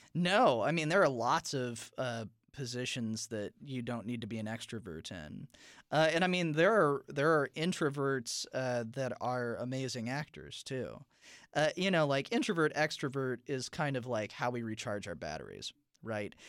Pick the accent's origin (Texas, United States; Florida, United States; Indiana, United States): Indiana, United States; South Bend; I'm from South Bend, Indiana